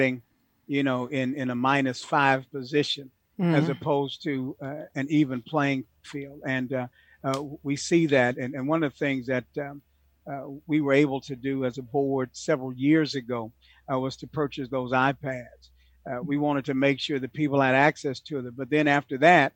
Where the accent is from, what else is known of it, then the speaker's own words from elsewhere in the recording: Houston, Texas, United States; I'm a product of that in Houston, Texas. I grew up in the Third Ward, Cashmere Garden, Sunnyside, all of the hoods